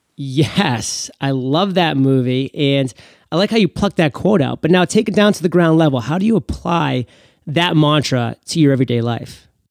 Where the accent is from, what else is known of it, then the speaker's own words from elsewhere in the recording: Maine, United States; my home state of Maine